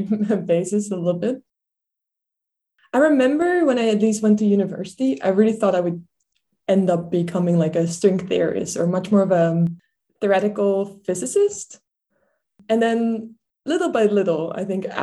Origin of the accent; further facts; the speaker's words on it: Netherlands; English is a second language; moved away; I grew up in the Netherlands. I'm actually from like a small town that's called in English Three Mountains